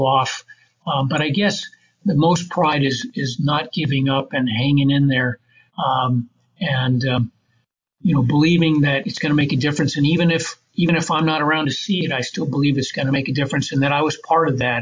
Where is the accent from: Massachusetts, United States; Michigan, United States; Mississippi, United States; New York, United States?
Michigan, United States; Grand Rapids; I ended up moving back to my hometown, Grand Rapids, Michigan